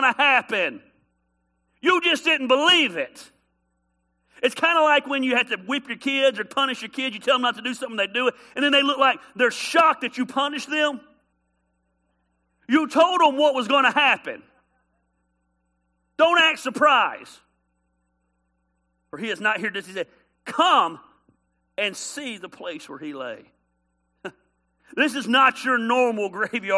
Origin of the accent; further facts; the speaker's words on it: Decatur, United States; I'm from the country. I'm from Decatur.